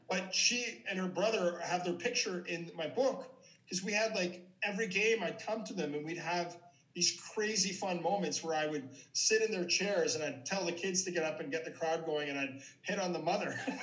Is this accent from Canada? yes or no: yes; Ottawa, Ontario, Canada; my hometown hockey team, the Senators